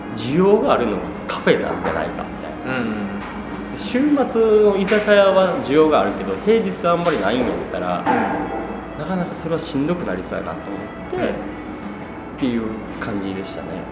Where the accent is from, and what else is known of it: Shiga, Japan; born or raised there; moved away as an adult